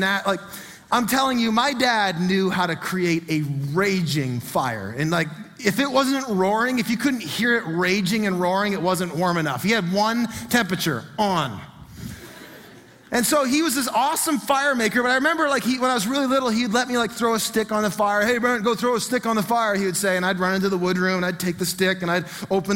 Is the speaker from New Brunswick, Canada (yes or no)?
yes; Fredericton, New Brunswick, Canada; the home I grew up in was in Marysville in Fredericton.